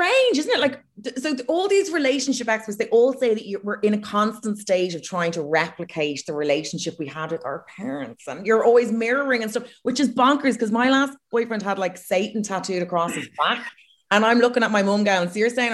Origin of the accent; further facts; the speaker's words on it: Ireland; accent: Irish; posh; now in United Kingdom; I have an Irish accent in the UK